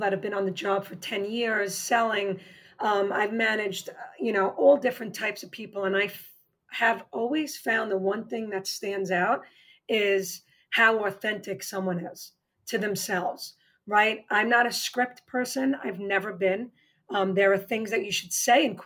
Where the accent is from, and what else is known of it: New York, United States; accent: New York; moved away